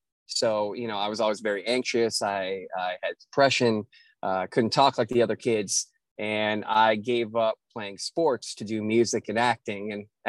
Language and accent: English; the North, United States; now in Nashville, United States; So that's always an interesting story to explain to people when I'm from the North, but, you know, have been in Nashville for 7 years.